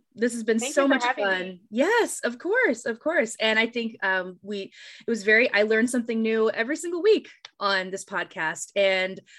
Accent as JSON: {"language": "English", "region": "East Coast", "country": "United States", "tie": "born or raised there", "also_born_or_lived": "Midwest", "moved": "as an adult", "said": "I grew up on the East Coast, but then I spent 10 years living in the Midwest."}